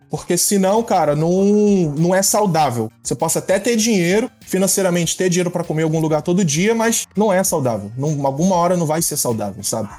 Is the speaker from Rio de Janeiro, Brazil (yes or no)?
yes; Rio de Janeiro, Brazil; moved away as an adult; now in Los Angeles, United States; moro na Califórnia, Los Angeles, sou nascido e criado no Rio de Janeiro, natural